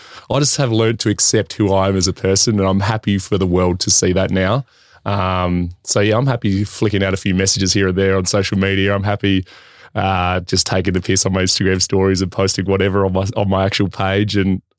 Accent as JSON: {"language": "English", "town": "Port Lincoln", "region": "South Australia", "country": "Australia", "tie": "born or raised there", "moved": "yes", "lives_now": "Adelaide, Australia", "said": "I grew up a massive Essendon supporter, actually, growing up in Port Lincoln. And when we came back to Adelaide"}